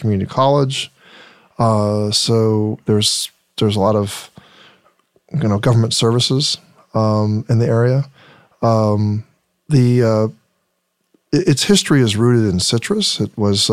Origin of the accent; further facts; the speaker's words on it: Riverside, California, United States; I grew up in Riverside